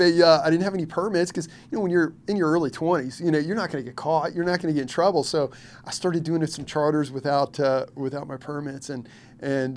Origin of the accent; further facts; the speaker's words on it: Louisville, Kentucky, United States; also born or lived in Lexington, Kentucky; now in Hilton Head, United States; I was born in Lexington, mainly grew up in Louisville, Kentucky